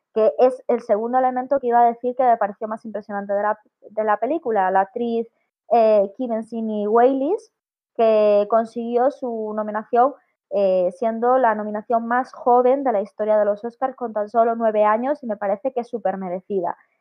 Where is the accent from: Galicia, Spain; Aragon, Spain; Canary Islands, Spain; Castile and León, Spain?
Galicia, Spain; Vigo; moved away as an adult; yo soy de Vigo, llevo aquí un año, esto no es mi pueblo, pero vivo en un pueblo ahora mismo